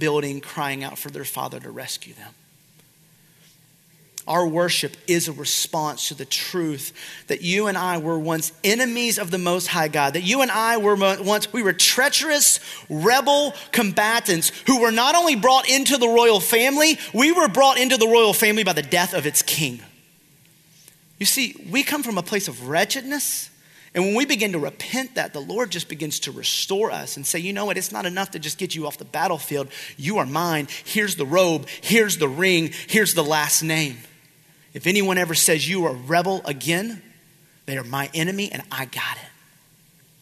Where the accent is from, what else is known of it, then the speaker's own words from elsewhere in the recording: South Georgia, United States; I'm from South Georgia